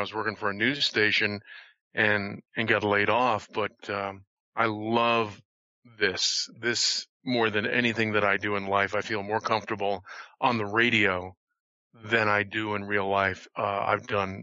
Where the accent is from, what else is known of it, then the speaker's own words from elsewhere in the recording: Connecticut, United States; moved away as an adult; also born or lived in Boston, Massachusetts / Los Angeles, California; I grew up in the Northeast. I grew up in Connecticut